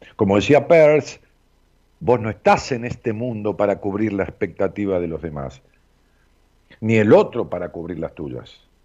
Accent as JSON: {"language": "Spanish", "town": "Ramos Mejía", "region": "Buenos Aires Province", "country": "Argentina", "tie": "born or raised there", "said": "allá en mi pueblo donde nací, en Ramos Mejía"}